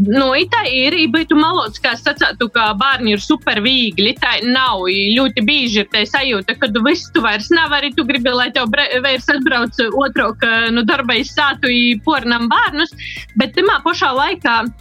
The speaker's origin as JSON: {"language": "Latvian", "town": "Rogovka", "region": "Latgale", "country": "Latvia", "tie": "born or raised there", "said": "Mēs esam izauguši ar dažu kilometru atšķirību. Es esmu no Rogovas, kas ir no Ilžukolna pogosta gailumiem"}